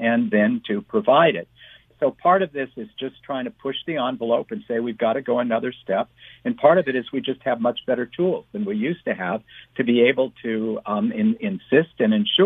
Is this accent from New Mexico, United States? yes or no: yes; New Mexico, United States; I'm from New Mexico